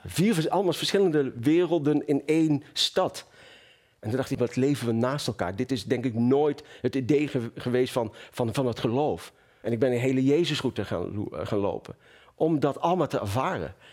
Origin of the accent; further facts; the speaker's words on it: Venlo, Limburg, Netherlands; also born or lived in Marrakesh, Morocco; In het mooie Marrakesh. En eh, op mijn eh, derde levensjaar zijn we naar Venlo verhuisd. Ja. In het zuiden van Nederland.